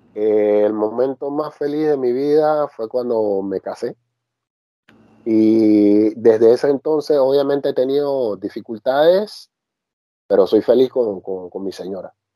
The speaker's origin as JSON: {"language": "Spanish", "country": "Panama", "tie": "born or raised there", "moved": "yes", "lives_now": "France", "said": "yo como panameño me siento orgulloso de haber nacido en la misma tierra de él"}